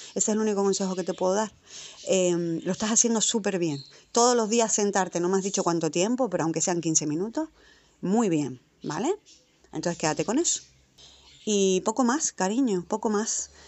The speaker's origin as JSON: {"language": "Spanish", "area": "Tenerife", "region": "Canary Islands", "country": "Spain", "tie": "born or raised there", "moved": "as an adult", "lives_now": "Madrid, Spain", "said": "yo soy de Tenerife, me crié allí"}